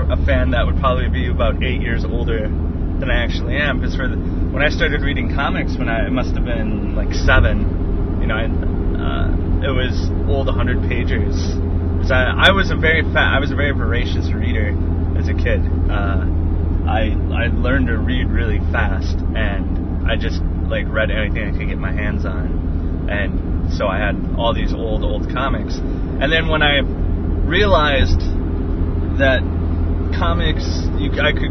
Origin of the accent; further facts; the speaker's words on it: Green Bay, Wisconsin, United States; moved away; I'm from Green Bay, which is, you know, a couple hours north of Milwaukee